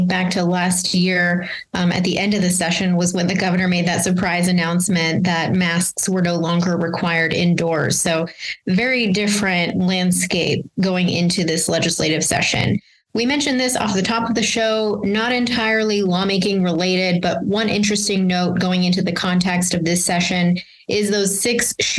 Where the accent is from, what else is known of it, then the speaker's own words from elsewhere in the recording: Texas, United States; now in New Mexico, United States; I'm from Texas